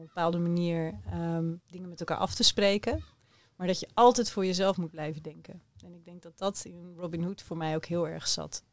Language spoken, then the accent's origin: Dutch; Rotterdam, South Holland, Netherlands; de kinderen in Rotterdam, in de buurten waar ik opgroeide